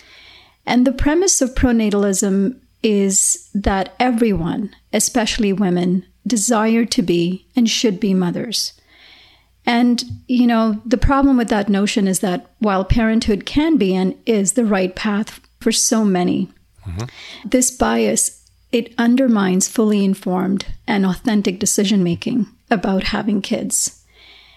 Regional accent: Canada; moved away; Calgary, Alberta, in my home country

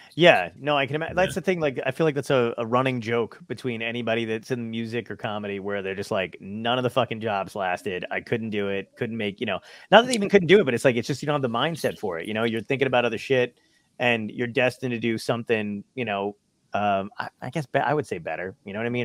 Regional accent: New York City, New York, United States; I was born in Brooklyn as well

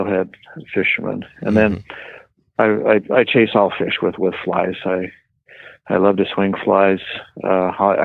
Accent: Intermountain West, United States; moved away as an adult; also born or lived in Utah / New Mexico; now in Oregon, United States; I grew up in the Intermountain West, fishing the Blue Ribbon trout streams around Utah, Idaho, Wyoming, Montana

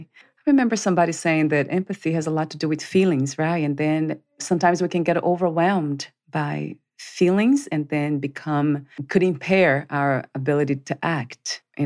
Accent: Brazil; now in United States; like I am in the United States, I'm from Brazil originally.

